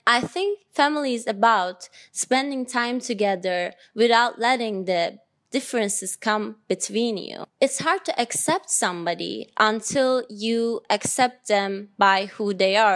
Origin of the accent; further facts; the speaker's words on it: Ankara, Turkey; I was born in Ankara, Turkey.